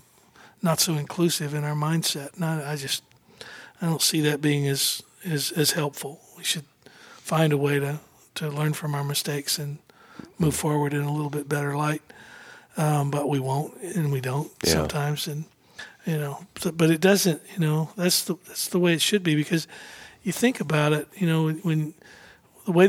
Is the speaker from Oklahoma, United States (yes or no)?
yes; Oklahoma City, Oklahoma, United States; also born or lived in Norman, Oklahoma; I was born in Norman, and then we moved to Oklahoma City when I was four